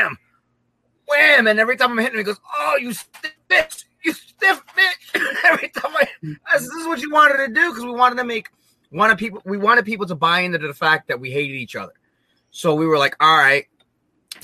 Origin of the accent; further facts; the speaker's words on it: United States; as an American, as a gaijin